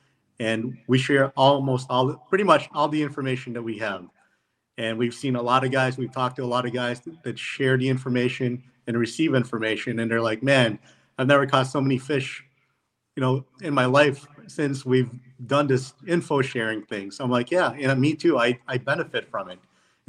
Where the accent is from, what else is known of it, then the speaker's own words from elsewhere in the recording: Philippines; born there; And I was born in the Philippines, and they said that was good enough to be on the team.